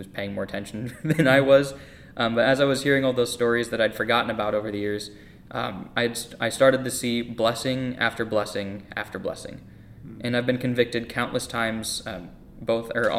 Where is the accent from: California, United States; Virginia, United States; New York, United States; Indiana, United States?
Indiana, United States; Lafayette; also born or lived in North Carolina; I was born in North Carolina, and at the time that I was born, my dad was just getting out of the military and starting to look for a job. And the Lord brought us to Lafayette, Indiana